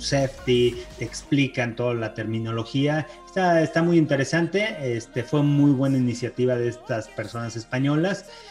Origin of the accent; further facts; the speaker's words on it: Mexico; soy el único mexicano